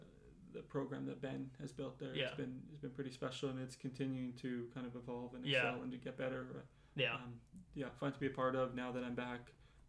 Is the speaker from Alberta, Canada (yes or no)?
no; Winnipeg, Manitoba, Canada; moved away as an adult; I'm from Winnipeg.